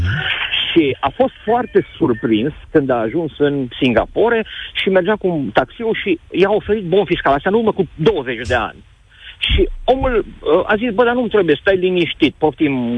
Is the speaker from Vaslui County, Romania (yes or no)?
no; Timișoara, Timiș County, Romania; Eu sunt chiar din Timișoara